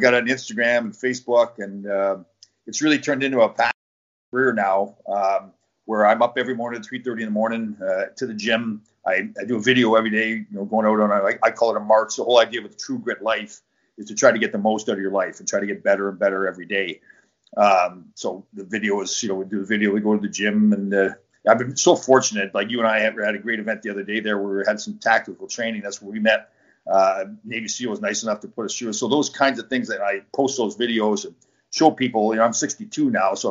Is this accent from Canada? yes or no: yes; Canada; moved away as an adult; also born or lived in Michigan; I grew up in Canada on the dairy farm